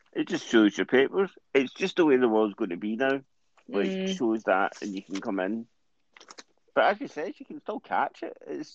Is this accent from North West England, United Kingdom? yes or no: no; Scotland, United Kingdom; We're from Scottish, mate.